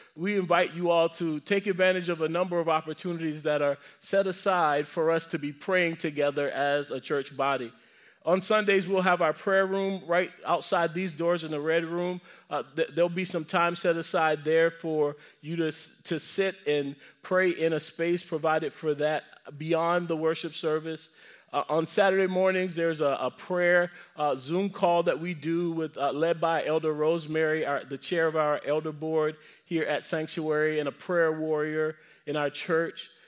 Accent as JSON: {"language": "English", "region": "the South", "country": "United States", "said": "I'm from the South."}